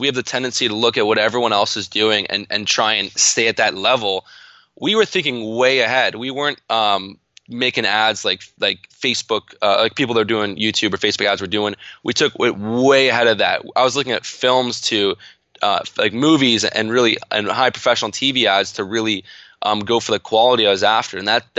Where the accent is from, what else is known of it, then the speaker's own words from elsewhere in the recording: Canada; And I'm in Canada. And so that kind of resulted in a whole bunch of tax implications, being a Canadian entrepreneur partnering in the States.